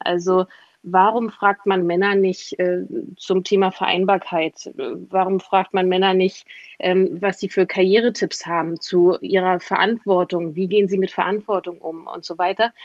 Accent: East Germany, Germany; Ich komme aus Ostdeutschland.

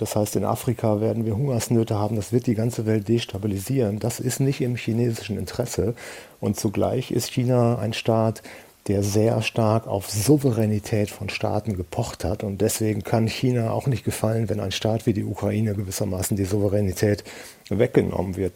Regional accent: Germany; wir als Deutsche

